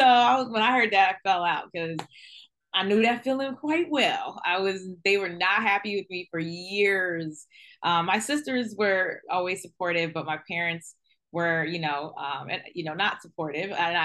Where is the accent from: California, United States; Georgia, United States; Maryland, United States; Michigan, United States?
Maryland, United States; Silver Spring; moved away as an adult; I'm from Silver Spring, Maryland. So it's right outside DC.